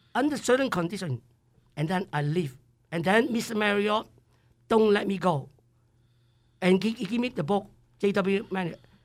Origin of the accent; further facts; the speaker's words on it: Hong Kong; English is a second language; moved away as an adult; also born or lived in Idaho; now in United States; I come from Hong Kong, uh, nineteen seventy-two, uh, September eleven